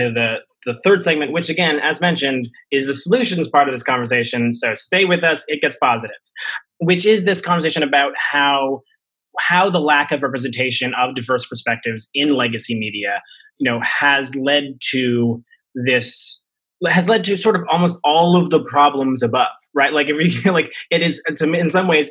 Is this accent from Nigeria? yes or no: no; Toronto, Ontario, Canada; I am born and raised in Scarborough